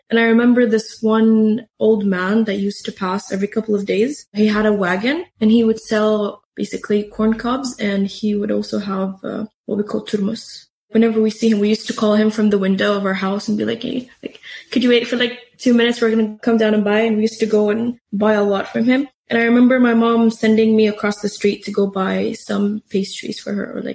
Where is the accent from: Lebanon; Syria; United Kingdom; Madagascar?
Syria; also born or lived in Saudi Arabia; now in Turkey; in Saudi Arabia because my parents had lived there for like about 30 years. My dad's uh, work was there. So I was born there and I obviously don't remember the first couple of years, but I remember us moving back to Syria when I was around uh, three years old.